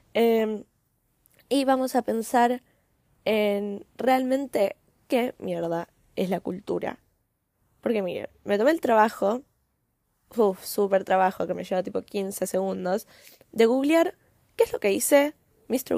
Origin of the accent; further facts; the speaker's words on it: Argentina; yo soy argentina, ¿no? Eh, en Argentina tenemos una cultura diferente